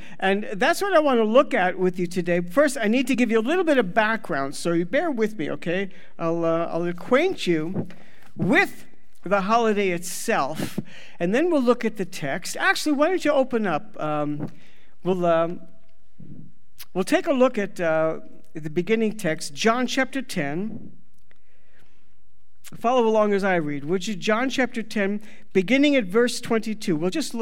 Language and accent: English; United States; moved away as an adult; also born or lived in Los Angeles / Ukraine / Russia / United Kingdom; We're both American-born